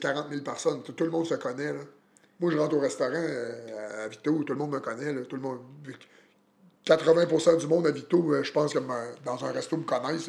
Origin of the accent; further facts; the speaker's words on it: Plessisville, Quebec, Canada; also born or lived in Victoriaville; je suis natif de Plessisville